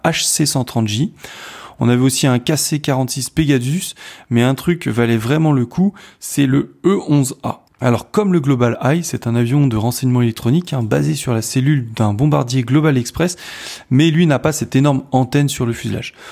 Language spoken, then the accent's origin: French; France; je suis français